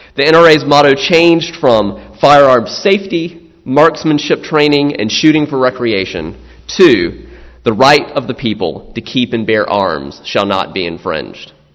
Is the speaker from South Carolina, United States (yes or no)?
yes; South Carolina, United States; I'm from South Carolina